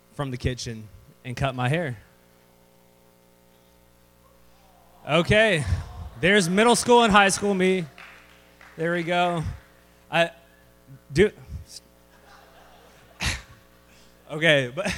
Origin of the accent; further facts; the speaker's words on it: Temple, Texas, United States; also born or lived in San Antonio, Texas; I was born in San Antonio, Texas. I was raised here in Temple